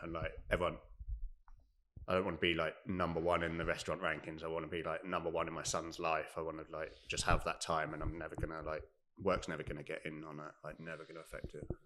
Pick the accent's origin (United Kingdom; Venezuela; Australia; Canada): United Kingdom; Devon, South West England; also born or lived in London; now in Cardiff, United Kingdom; I'm from Devon, so I'd done the odd like summer jobs down there